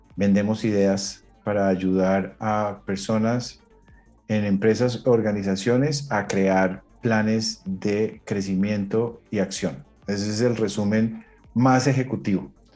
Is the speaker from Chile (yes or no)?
no; Colombia; moved away as an adult; now in United States; me fui de Colombia, me fui para Estados Unidos